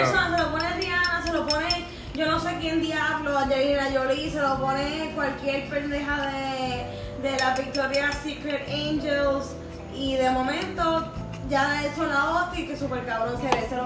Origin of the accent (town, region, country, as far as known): Puerto Rico